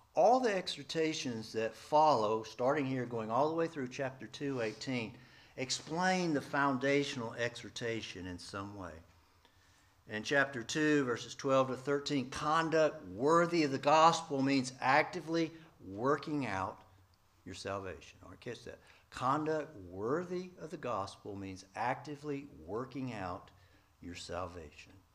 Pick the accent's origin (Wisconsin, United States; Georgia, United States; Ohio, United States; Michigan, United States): Georgia, United States; East Point; moved away; also born or lived in Atlanta, Georgia / central Nebraska; I was born in downtown Atlanta, Georgia Baptist Hospital, raised in East Point